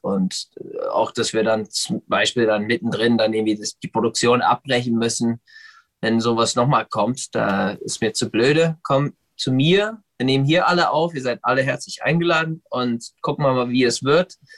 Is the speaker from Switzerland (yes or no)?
no; United States; now in Berlin, Germany; ich bin in den USA geboren und, und äh, aufgewachsen